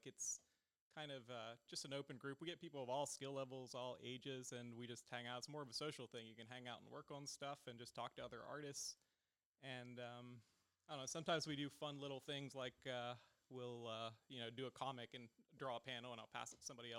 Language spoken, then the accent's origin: English; West Virginia, United States; moved away as an adult; now in Knoxville, United States; I've lived in Knoxville the past 5 years. Originally, I'm from West Virginia